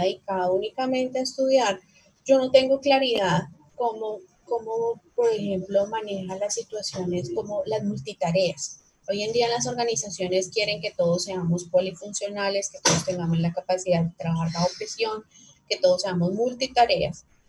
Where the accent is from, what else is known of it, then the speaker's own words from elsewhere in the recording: Bogotá, Colombia; moved away as an adult; now in Cali, Colombia; soy rola de nacimiento, pero eh, vivo en Cali hace ya casi 20 años